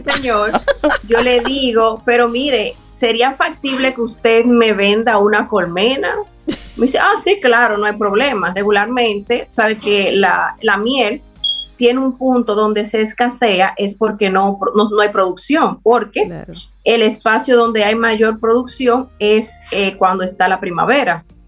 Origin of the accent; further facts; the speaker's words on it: Dominican Republic; nos identifique como dominicanos